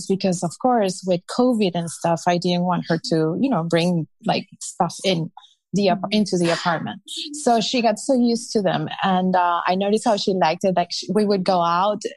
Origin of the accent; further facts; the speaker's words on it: Peru; moved away as an adult; also born or lived in Minnesota, United States; now in Miami, United States; I'm from South America originally, from Peru